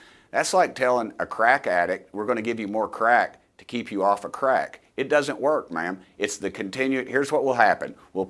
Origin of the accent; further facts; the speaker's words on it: Tennessee, United States; I'm from East Tennessee, I know you're a Jersey girl, hardworking people, ma'am